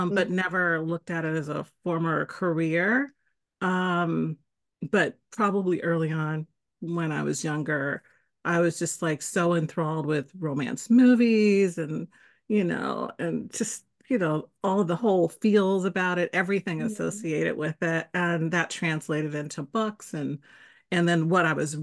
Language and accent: English; San Francisco, California, United States; also born or lived in Canada; born and raised in San Francisco, one of the rare ones, and spent pretty much most of my life here, except for 5 years where I lived in Canada